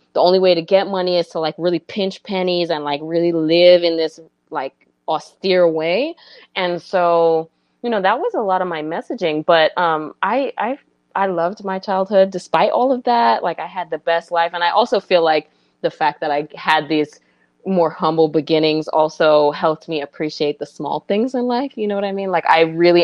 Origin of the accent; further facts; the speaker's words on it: New York City, New York, United States; moved away as an adult; also born or lived in Puerto Rico (ancestry) / Gambia (ancestry); now in Washington, D.C., United States; I grew up in New York City